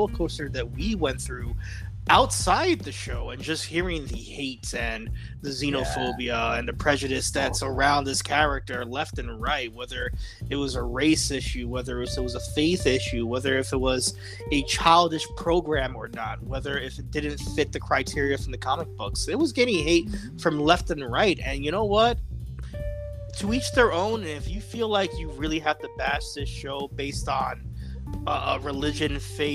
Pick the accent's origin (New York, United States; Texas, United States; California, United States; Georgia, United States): New York, United States; New York City; moved away; We were born and raised in the Bronx, New York, but we have separated from the Bronx as well, too